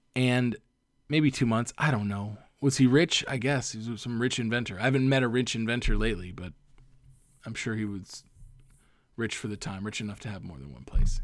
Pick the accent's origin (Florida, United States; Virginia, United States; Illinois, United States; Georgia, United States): Florida, United States; Cape Coral; now in Los Angeles, United States; in Cape Coral, my hometown